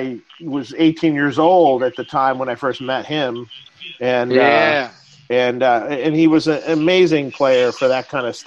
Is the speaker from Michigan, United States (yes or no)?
yes; Detroit, Michigan, United States; moved away as an adult; also born or lived in Los Angeles; I'm from Detroit originally, and I moved to L.A. in 1988, I think.